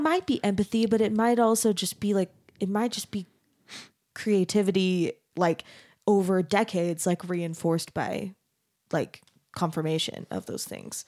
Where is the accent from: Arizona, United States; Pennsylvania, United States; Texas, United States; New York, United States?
Arizona, United States; I grew up in Arizona